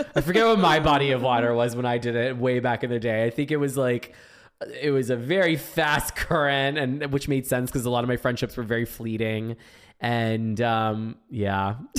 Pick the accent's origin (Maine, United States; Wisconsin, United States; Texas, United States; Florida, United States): Florida, United States; growing up in Florida